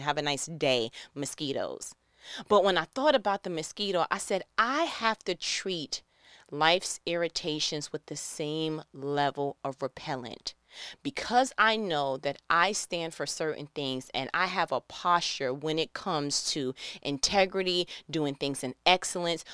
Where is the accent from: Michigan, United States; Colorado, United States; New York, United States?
New York, United States; moved away as an adult; I am from New York